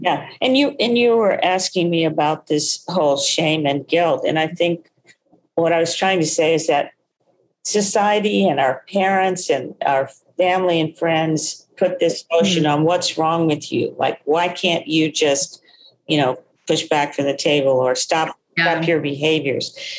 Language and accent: English; Texas, United States; soul food eater too growing up in Texas